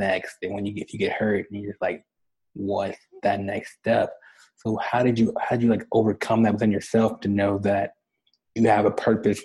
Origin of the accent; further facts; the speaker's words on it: Dallas, Texas, United States; I'm from Dallas